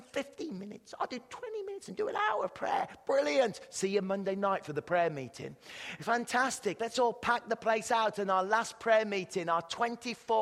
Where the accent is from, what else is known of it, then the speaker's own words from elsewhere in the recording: England, United Kingdom; accent: British English; moved away as an adult; now in Canada; I speak British English